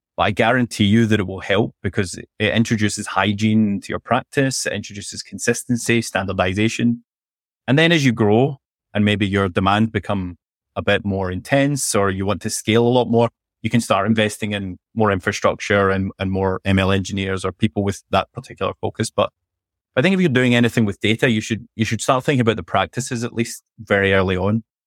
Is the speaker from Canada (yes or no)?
no; Scotland, United Kingdom; accent: Scottish; also born or lived in London; I'm from Scotland, as you can probably tell from my accent.